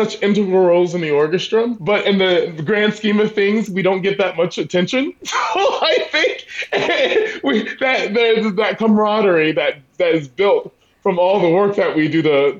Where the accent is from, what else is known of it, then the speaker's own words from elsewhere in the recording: Southeast, United States; Growing up on the East Coast, the Southeast Coast of the United States, hurricanes are kind of where it's at for me.